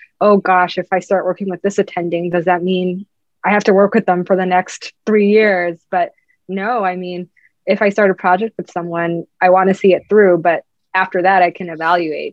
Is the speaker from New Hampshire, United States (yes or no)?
no; Chapel Hill, North Carolina, United States; now in Boston, United States; I'm from Chapel Hill, North Carolina